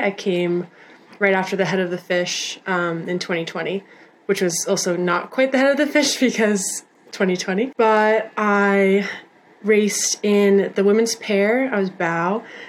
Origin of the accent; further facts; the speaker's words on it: Lyme, Connecticut, United States; I am from Lyme, Connecticut.